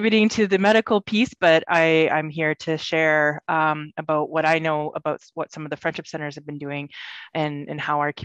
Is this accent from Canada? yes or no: yes; Moose Factory, Ontario, Canada; my home community in Moose Cree, Moose Factory Island, Northern Ontario